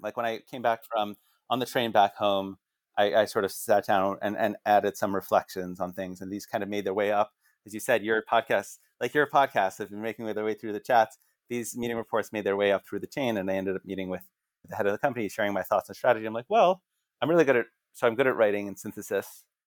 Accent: Northern New Jersey, United States; I grew up in Northern Jersey

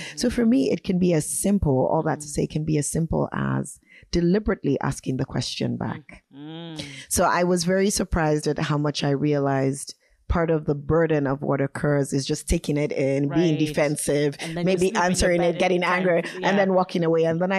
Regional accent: Vancouver, British Columbia, Canada; And I say, you know, Vancouver, Canada. And they go, oh no, where are you really from? Where's your family from? At this point, I often smile and answer the question and say, oh yeah, I'm also from Sierra Leone, Freetown.

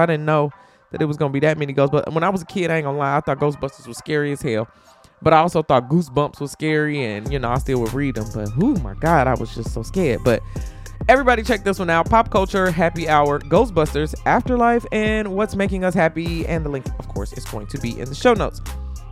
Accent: Chicago, Illinois, United States; I grew up in Chicago. Like, when College Dropout was out, I was in high school in Chicago.

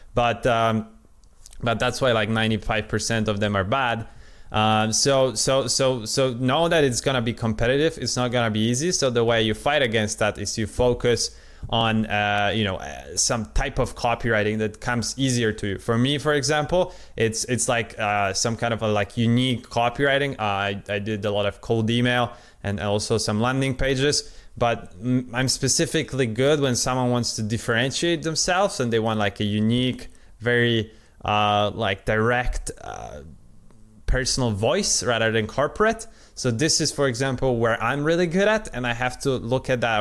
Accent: Poland; first language Polish; English is a second language; I'm Polish, I'm not uh, at all native speaker. Uh, my original uh, language is Polish

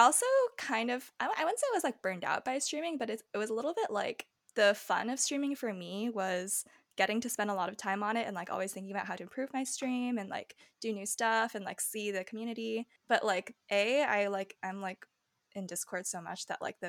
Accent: United States

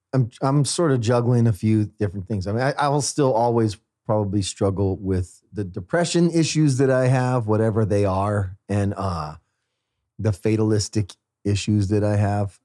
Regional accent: Fresno, California, United States; moved away; Fresno, my hometown

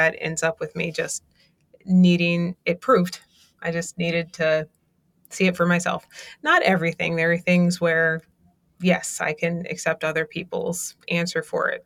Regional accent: Baltimore, Maryland, United States; I grew up in West Baltimore

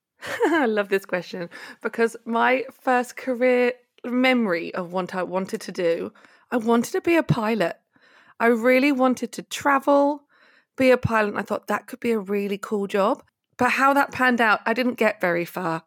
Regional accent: High Wycombe, South East England, United Kingdom; university in my hometown in High Wycombe in the U K

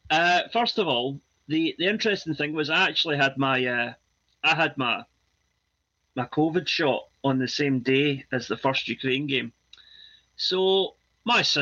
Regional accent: Scotland, United Kingdom; yep. proud

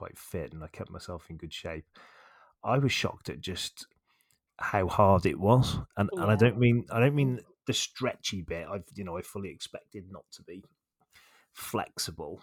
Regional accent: West Country, South West England, United Kingdom; accent: West Country; now in Shrewsbury, United Kingdom; My accent's more West Country than yours

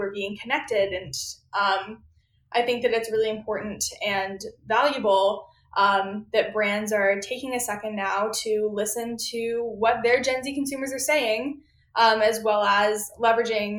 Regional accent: Austin, Texas, United States; moved away as an adult; now in Washington, D.C., United States; growing up in Austin, Texas

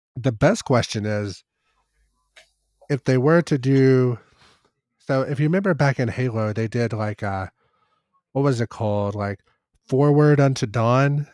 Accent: Kentucky, United States; growing up in Kentucky, our, uh, standardized testing scores weren't as good as the national average

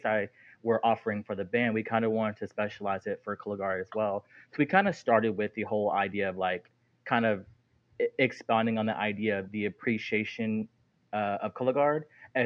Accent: Texas, United States; also born or lived in Jackson, Mississippi; I was born in Jackson, Mississippi, moved to Texas when I was a young baby. A small little country town about an hour south of Houston

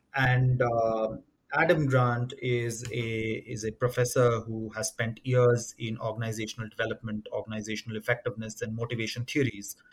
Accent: Bihar, India; moved away; also born or lived in Madhya Pradesh; I'm originally from uh, Madhya Pradesh. That's where uh, my uh, sort of natives are from. Uh, grew up in Bihar

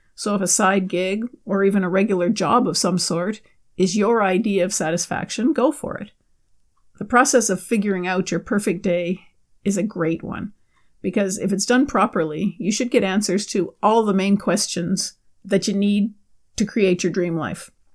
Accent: Canada; my home country of Canada

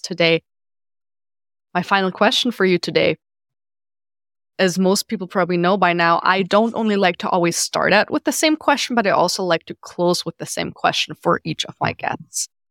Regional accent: Germany; moved away; I'm from Germany

